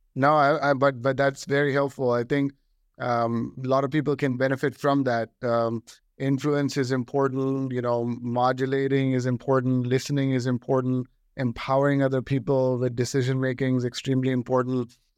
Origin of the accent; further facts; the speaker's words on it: Delhi, India; now in United States; I got an opportunity to come from Delhi to the United States. Uh, so I'm an Indian-born American